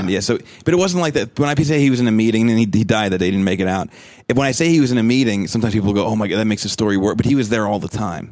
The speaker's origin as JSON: {"language": "English", "region": "New Jersey", "country": "United States", "tie": "born or raised there", "moved": "yes", "lives_now": "Pittsburgh, United States", "said": "I grew up in Jersey, basically, about thirty minutes east of the city."}